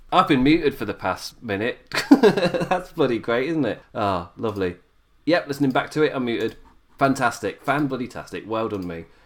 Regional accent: United Kingdom; me as a British viewer

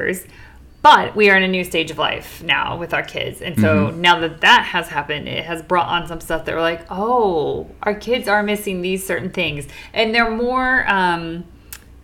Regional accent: United States; moved away as an adult; now in London, United Kingdom; We moved from the United States, where we had lived all of our lives

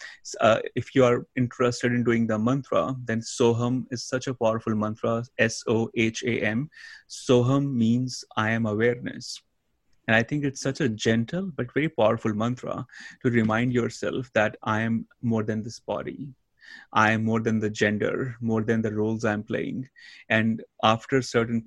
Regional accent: India; moved away; I grew up in India

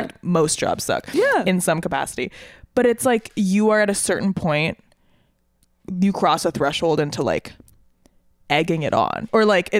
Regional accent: St. Paul, Minnesota, United States; now in Brooklyn, United States; I'm from Minnesota, the Twin Cities, St. Paul specifically.

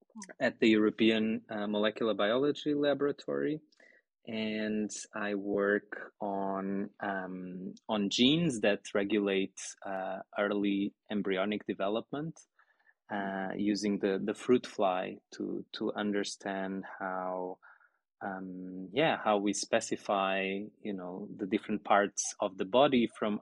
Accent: Portugal; moved away as an adult; also born or lived in Lisbon; now in Heidelberg, Germany; Yes, I'm from Portugal.

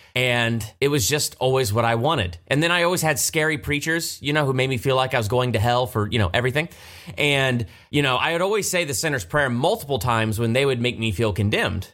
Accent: Galloway, Ohio, United States; moved away as an adult; also born or lived in Columbus, Ohio; now in California, United States; I was born in Columbus, Ohio, and grew up right outside of Hilliard, little town, Galloway

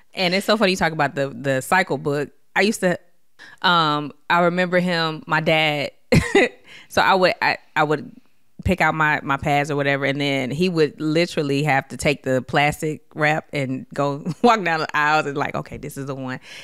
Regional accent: Detroit, Michigan, United States; growing up in Detroit, Michigan, during the d, crack epidemic

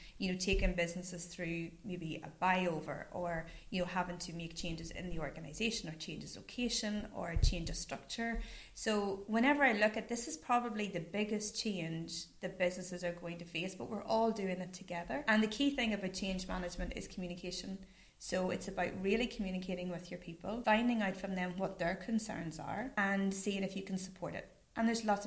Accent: Newry, Northern Ireland, United Kingdom; I'm born and bred in Newry. I'm from Killeavy.

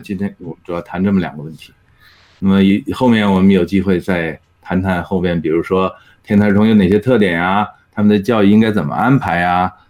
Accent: China; now in Edmonton, Canada; 那我们中国人在埃德蒙顿呢，大概是百分之十

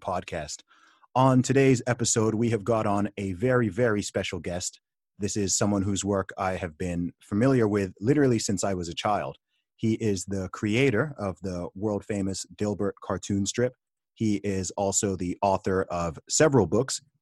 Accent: Saudi Arabia; I grew up in Saudi Arabia

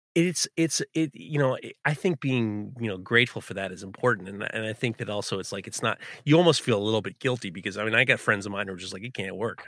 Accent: New York City, New York, United States; growing up in New York City, we never went to Canada

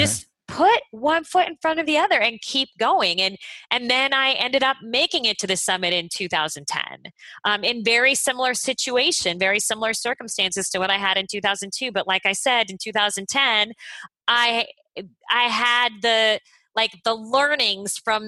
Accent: Phoenix, Arizona, United States; moved away as an adult; also born or lived in Los Angeles; I grew up in Phoenix

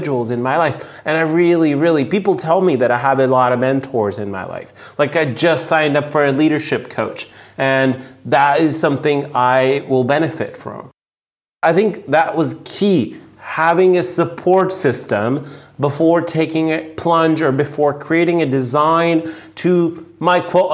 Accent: India; now in San Diego, United States; I grew up in India. I moved from India to US.

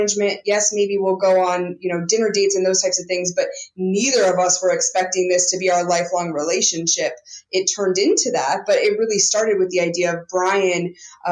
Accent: Montana, United States; I grew up in Montana and was not exposed to any of that kind of stuff

